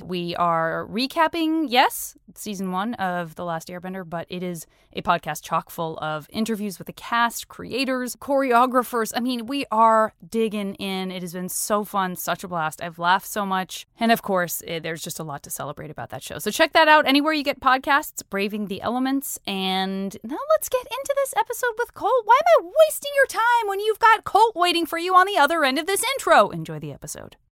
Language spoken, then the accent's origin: English; Tucson, Arizona, United States; moved away; also born or lived in San Francisco; I lived in San Francisco for a million years and I still have a comedy festival up there, but I am originally from Tucson